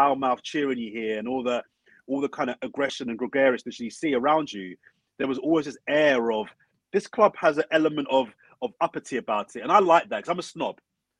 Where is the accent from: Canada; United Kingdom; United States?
United Kingdom; London; So I'm from South London.